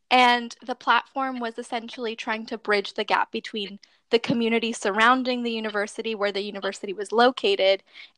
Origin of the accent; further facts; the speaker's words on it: Boston, Massachusetts, United States; also born or lived in Venezuela; I was raised here in the States in Boston